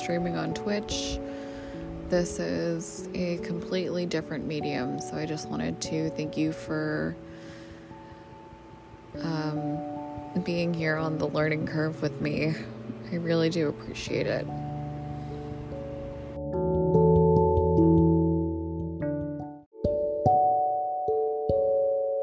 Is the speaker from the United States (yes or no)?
yes; Massachusetts, United States; Massachusetts, which is my home state where I'm recording from